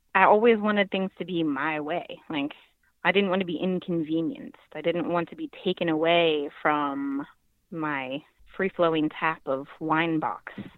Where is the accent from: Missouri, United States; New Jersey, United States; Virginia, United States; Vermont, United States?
Virginia, United States; I'm from Virginia